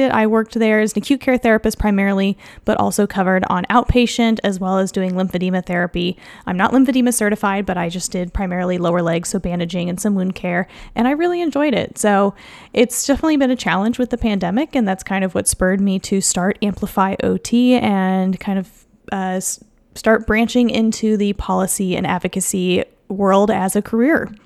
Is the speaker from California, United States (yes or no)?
no; Kansas City, Missouri, United States; also born or lived in New York / Iowa; I'm from Kansas City, Missouri. So after I graduated from Columbia, I returned home to Kansas City